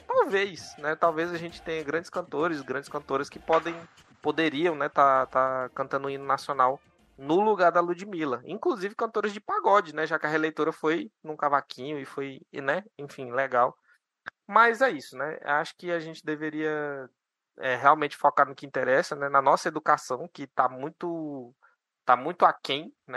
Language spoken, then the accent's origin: Portuguese; Brazil; A nossa educação como brasileiros